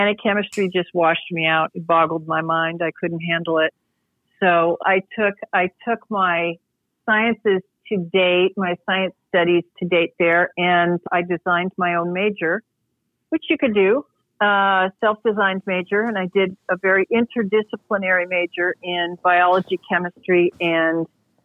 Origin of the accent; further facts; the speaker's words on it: Galesburg, Illinois, United States; now in Oakland, United States; I'm from a town in Illinois, Galesburg, Illinois, out in the middle of the cornfield